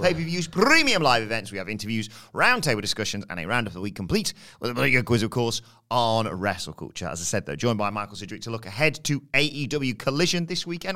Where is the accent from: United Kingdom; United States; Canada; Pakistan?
United Kingdom; I'm British.